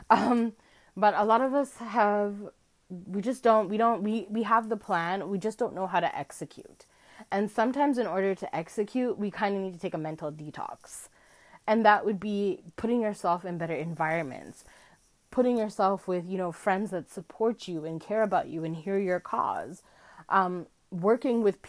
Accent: Canada; I live in Canada, and as a Canadian

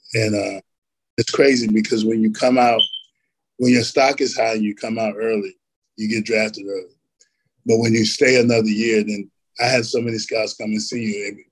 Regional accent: Elizabethtown, North Carolina, United States; I grew up in a little town called Elizabethtown. Uh, we are kind of like a blueberry capital

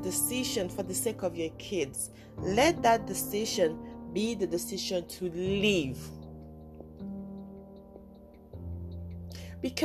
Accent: Nigeria; I was born in Nigeria

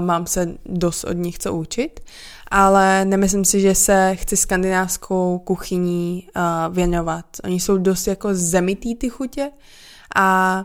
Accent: Czechia; also born or lived in Portland area, United States; Já jsem prostě z Česka

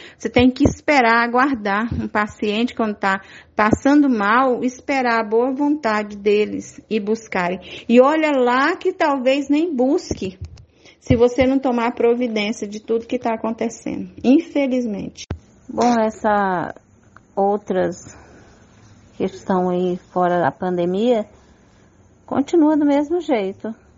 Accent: Brazil; não só como indígena, mas como brasileira

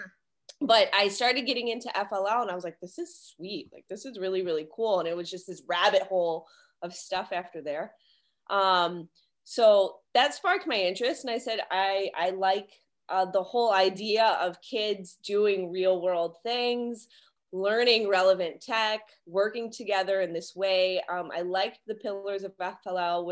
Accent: Detroit, Michigan, United States; I am from Detroit, Michigan

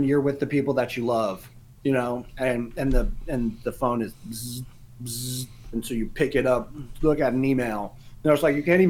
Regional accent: United States; As an American

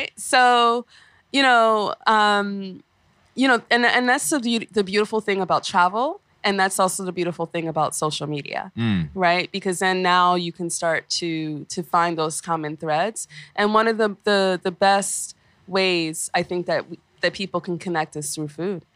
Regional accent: New York, United States; growing up in Flatbush

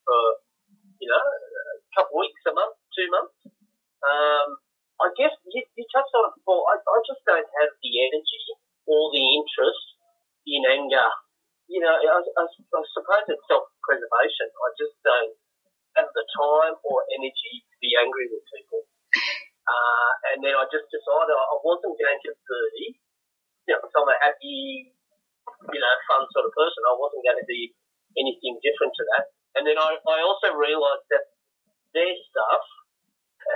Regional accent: Canberra, Australian Capital Territory, Australia; I'm from Canberra.

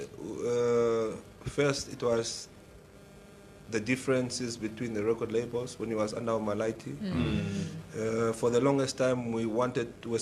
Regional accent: Oshakati, Oshana, Namibia; I grew up in Oshakati West

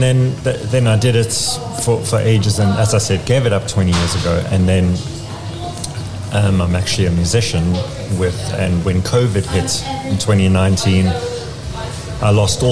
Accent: Johannesburg, Gauteng, South Africa; moved away as an adult; now in England; I'm from Johannesburg

